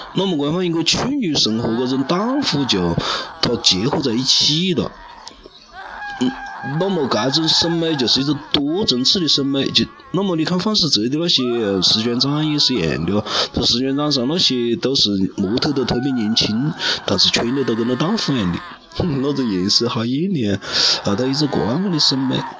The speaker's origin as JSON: {"language": "Chinese", "country": "China", "said": "连我们中国人那种要要喜庆的民族"}